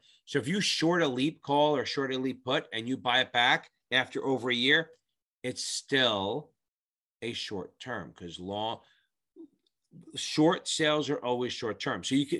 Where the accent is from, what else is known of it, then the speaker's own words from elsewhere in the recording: Ireland; Now, remember, I'm Irish.